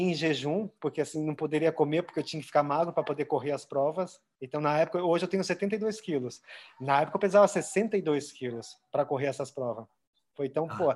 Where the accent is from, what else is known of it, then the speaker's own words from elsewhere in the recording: Avaré, São Paulo, Brazil; Avaré é lá na minha cidade, interior